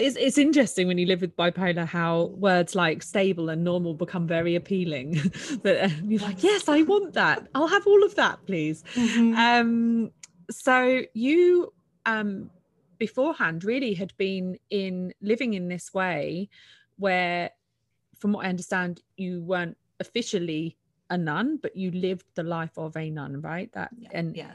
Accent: United Kingdom; I'm a Brit

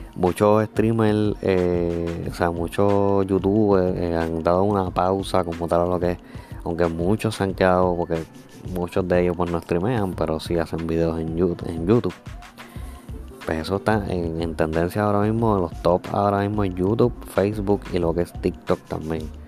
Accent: Puerto Rico; yo soy de Puerto Rico

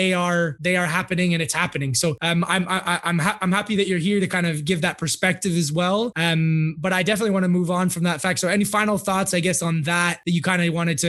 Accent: United States; it's real stuff that's going on in my, yeah, hometown and my home country. Obviously, the United States is more sectioned about it.

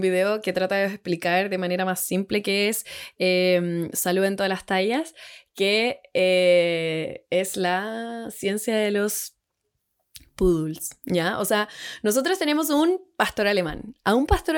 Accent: Santiago, Santiago Metropolitan Region, Chile; moved away as an adult; now in Puerto Varas, Chile; soy de Santiago toda la vida, pero nos vinimos acá a Puerto Varas

